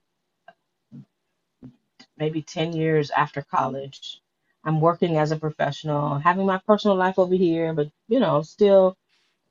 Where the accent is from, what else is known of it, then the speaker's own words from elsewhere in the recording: Detroit, Michigan, United States; now in Philadelphia, United States; I grew up in Detroit and am a church girl